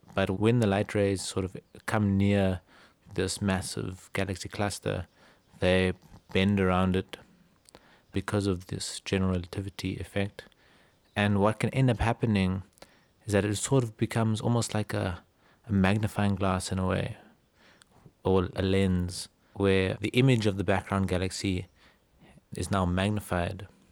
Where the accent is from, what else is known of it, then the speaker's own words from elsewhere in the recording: Cape Town, Western Cape, South Africa; Born and bred in Cape Town